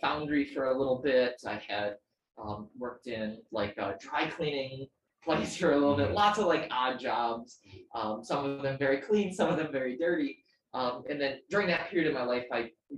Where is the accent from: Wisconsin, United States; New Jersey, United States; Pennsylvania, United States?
Wisconsin, United States; Greendale; moved away as an adult; now in Philadelphia, United States; Born in Wisconsin in a suburb of Milwaukee called Greendale